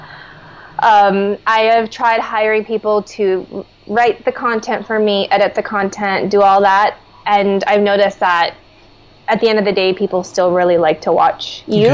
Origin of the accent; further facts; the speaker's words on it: Minnesota, United States; I grew up in Minnesota, so I was the only non-blonde-haired, blue-eyed person in my school